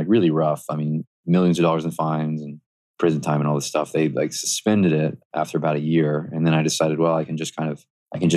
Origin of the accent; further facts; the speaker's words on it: the South, United States; I grew up in the South